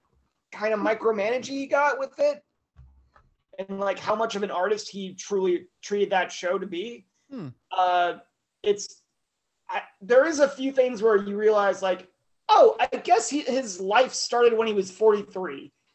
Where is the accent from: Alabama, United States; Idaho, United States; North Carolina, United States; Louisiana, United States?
Idaho, United States; moved away; a lovely reminder of my home state